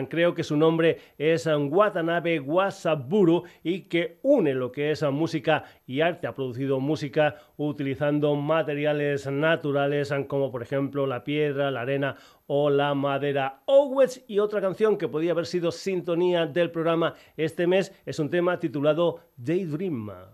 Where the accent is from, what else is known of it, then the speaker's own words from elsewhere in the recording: Extremadura, Spain; gente de mi tierra Extremadura